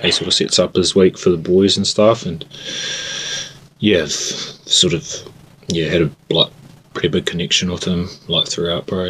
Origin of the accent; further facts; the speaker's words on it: Christchurch, Canterbury, New Zealand; now in Invercargill, New Zealand; I grew up in Christchurch.